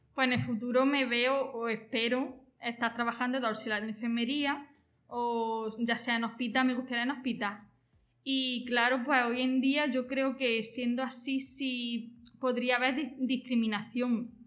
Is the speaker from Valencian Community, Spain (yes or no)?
no; Jaén, Andalusia, Spain; soy de Jaén, tengo 32 años